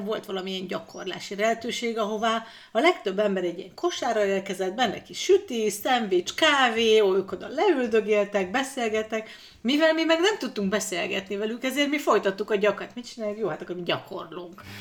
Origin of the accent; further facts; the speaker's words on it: Ózd, Borsod-Abaúj-Zemplén, Hungary; moved away as an adult; also born or lived in Budapest / Sweden; Ózdon születtem